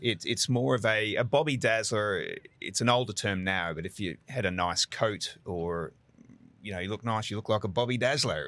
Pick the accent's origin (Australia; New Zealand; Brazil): Australia; Brisbane, Queensland; moved away as an adult; now in Houston, United States